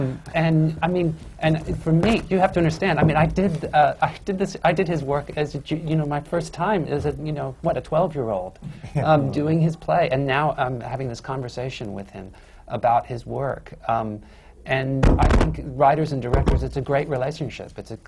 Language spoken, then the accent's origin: English; Houston, Texas, United States; I grew up in Texas, in Houston, Texas